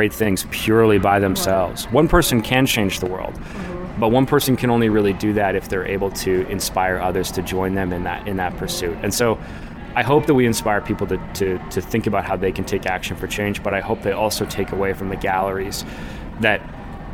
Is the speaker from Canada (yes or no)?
yes; Canada